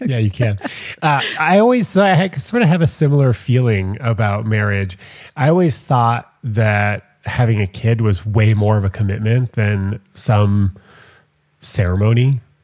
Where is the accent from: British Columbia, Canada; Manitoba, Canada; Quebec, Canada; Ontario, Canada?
Quebec, Canada; Montreal; I'm from Montreal